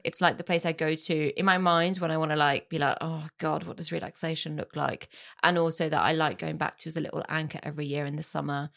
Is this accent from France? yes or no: yes; France; moved away; my childhood growing up in France.